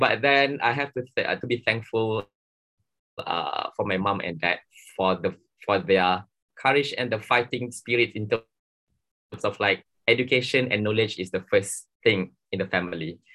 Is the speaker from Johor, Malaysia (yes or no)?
yes; Johor, Malaysia; I'm from Johor